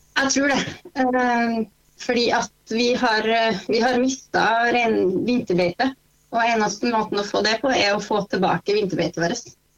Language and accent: Norwegian; North Fosen, Trøndelag, Norway; jeg kommer fra Nordfosen